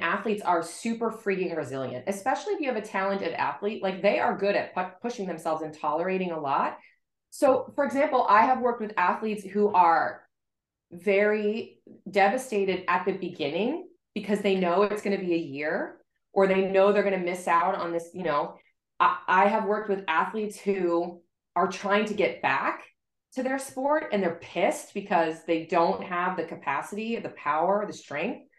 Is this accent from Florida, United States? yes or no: yes; South Florida, United States; now in Boston, United States; I grew up in South Florida and now I live in Boston